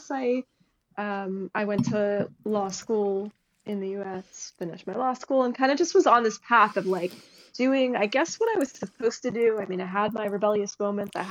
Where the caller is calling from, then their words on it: United States; So I happen to be outside of Washington, D.C. right now. I typically live in Israel